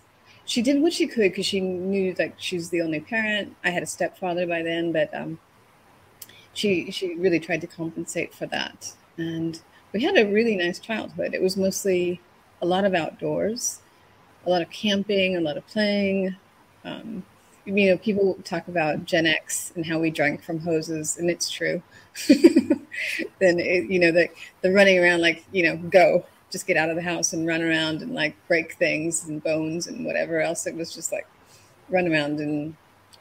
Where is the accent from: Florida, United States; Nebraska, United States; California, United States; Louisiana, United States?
California, United States; Northern; moved away as an adult; also born or lived in Tokyo / Stockholm / Paris / Hong Kong; I was born in Northern California